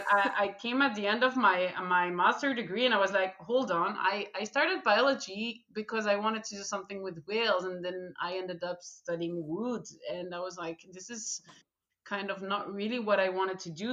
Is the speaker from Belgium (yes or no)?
yes; Belgium; I just didn't want to leave my home country, so Belgium